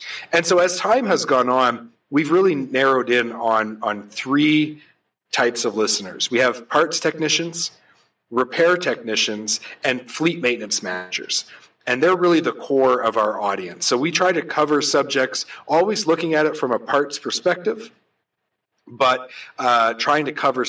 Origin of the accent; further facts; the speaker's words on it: New Brunswick, Canada; moved away as an adult; now in Vancouver, Canada; I right out of school, I moved from New Brunswick to Vancouver, went to work for a small remanufacturing facility